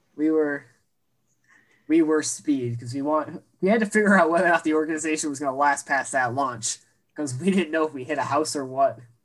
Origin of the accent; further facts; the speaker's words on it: Western New York, United States; we're from Western